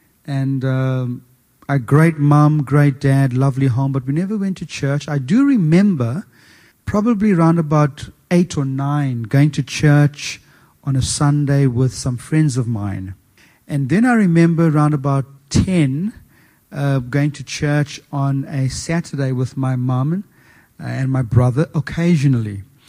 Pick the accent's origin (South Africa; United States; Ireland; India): South Africa; moved away as an adult; also born or lived in Asia / New Zealand; now in New South Wales, Australia; I'm originally from South Africa. I was born there and spent much of my schooling there. And I've traveled to a couple of different places after South Africa. I worked in Asia. I worked in New Zealand.